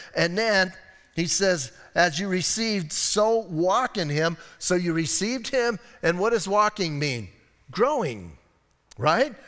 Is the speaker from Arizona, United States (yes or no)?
yes; Bisbee, Arizona, United States; I'm from Bisbee.